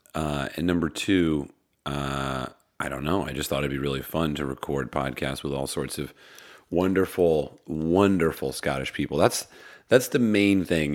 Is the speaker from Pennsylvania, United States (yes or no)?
yes; Pennsylvania, United States; I'm from Pennsylvania